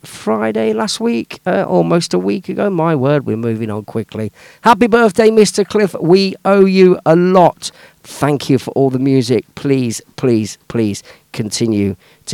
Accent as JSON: {"language": "English", "town": "Leicester", "region": "East Midlands", "country": "United Kingdom", "tie": "born or raised there", "also_born_or_lived": "Melton Mowbray, Leicestershire", "said": "when we were teenagers growing up in Leicester, round near the old Filbert Street, Leicester City football ground. We all grew up around there"}